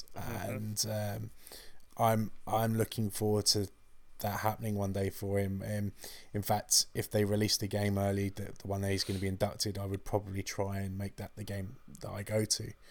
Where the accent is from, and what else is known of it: England, United Kingdom